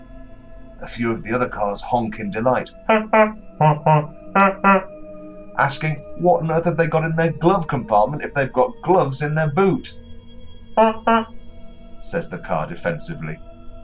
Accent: Nottingham, East Midlands, United Kingdom; moved away; the nooks and crannies of my hometown

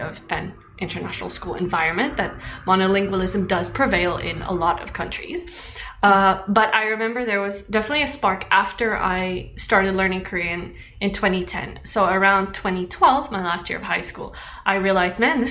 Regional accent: South Africa; moved away; the Zulu spoken in my hometown

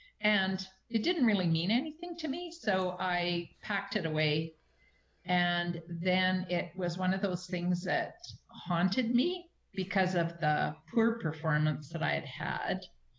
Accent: Manitoba, Canada; moved away; Even in small communities like around BC, I come from Manitoba. Years ago, I moved out to BC from Manitoba.

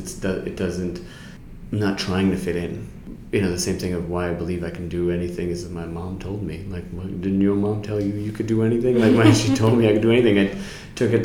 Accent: New York City, New York, United States; I'm a New Yorker. I'm from New York City

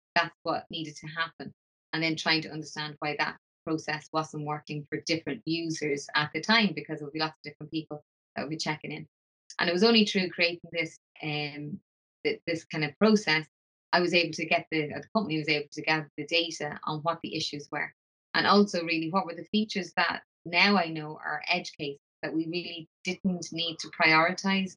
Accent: Dublin, Leinster, Ireland; moved away as an adult; now in Glasgow, United Kingdom; I'm originally from Dublin, I came over to Glasgow

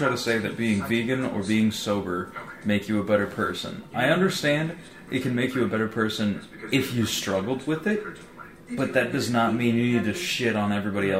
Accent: Audubon, United States; born or raised there; moved away

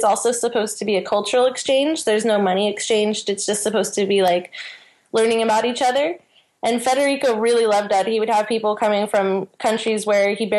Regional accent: California, United States; moved away as an adult; also born or lived in south of France; now in France; I'm from California, and now I'm living in the south of France.

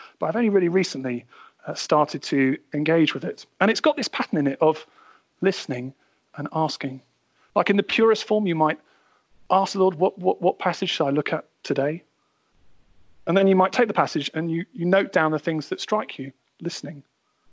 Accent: United Kingdom; being British

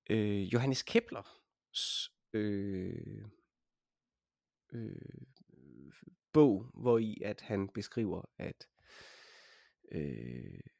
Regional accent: Denmark; jeg er også organist fra Danmark

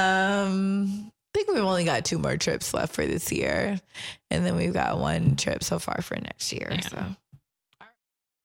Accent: the DMV area, Prince George's County, Maryland, United States; moved away; also born or lived in Washington, D.C.; that's my hometown, the DMV area

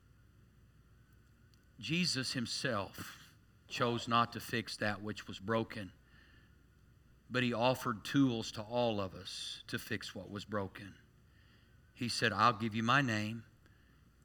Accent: Tulsa, Oklahoma, United States; growing up in Tulsa.

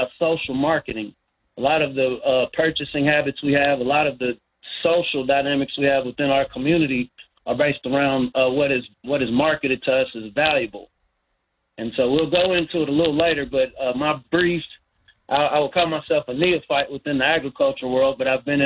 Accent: Lexington, Kentucky, United States; also born or lived in Mississippi; I was born in Mississippi, but I grew up in Lexington, north side Lexington

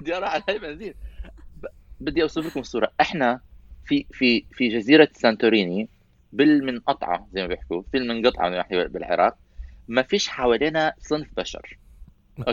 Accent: Syria; انا سوري

